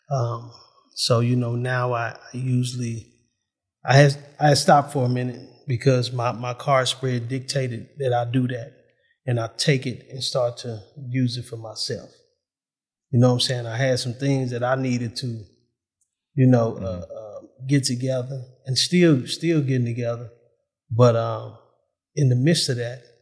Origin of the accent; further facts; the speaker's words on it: United States; I'm an American.